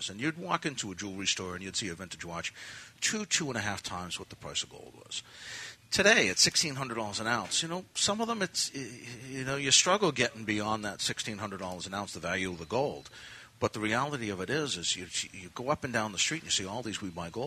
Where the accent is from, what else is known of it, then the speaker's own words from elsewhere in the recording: Milton, New Hampshire, United States; moved away as an adult; also born or lived in Boston; I grew up in Milton, half an hour north of here. And I moved to Boston when I was like 20 years old.